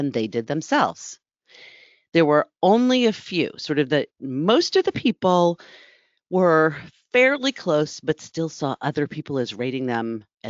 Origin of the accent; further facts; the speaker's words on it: East Coast, United States; I grew up as an East Coast girl